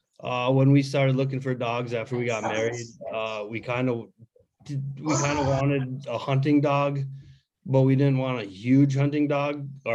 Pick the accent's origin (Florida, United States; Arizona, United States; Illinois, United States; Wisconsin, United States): Wisconsin, United States; northwest; moved away as an adult; now in Twin Cities, United States; I'm originally from Wisconsin, the northwest portion of Wisconsin, small town, born and raised. Work kind of brought me down to the cities